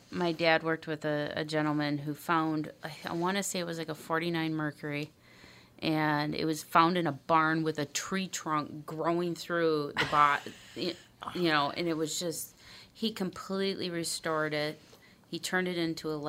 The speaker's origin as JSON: {"language": "English", "town": "Bloomington", "country": "United States", "tie": "born or raised there", "said": "I grew up in Bloomington."}